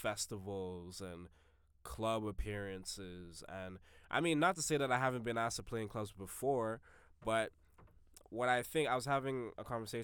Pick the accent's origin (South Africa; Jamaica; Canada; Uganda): Jamaica; I'm a Jamaican. I'm a Jamaican. You got to have 4 or 5 jobs.